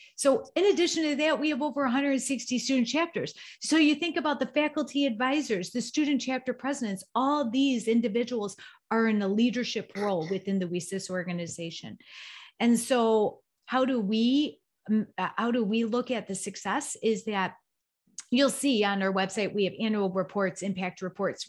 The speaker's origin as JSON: {"language": "English", "town": "Chicago", "region": "Illinois", "country": "United States", "said": "I'm from the Chicagoland area."}